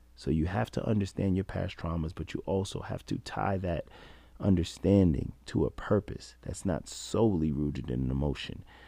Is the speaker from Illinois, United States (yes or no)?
no; New York, United States; being a New Yorker